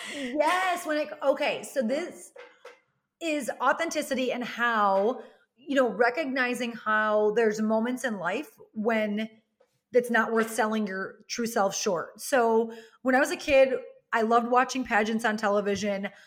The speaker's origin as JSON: {"language": "English", "region": "Wisconsin", "country": "United States", "said": "I come from Wisconsin, which is the cheese curd and cheese capital of, like, the world"}